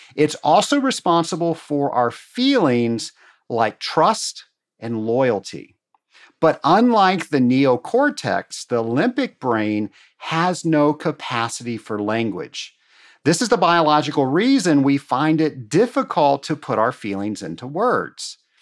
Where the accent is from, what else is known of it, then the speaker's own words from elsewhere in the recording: Atlanta, Georgia, United States; my hometown here in Atlanta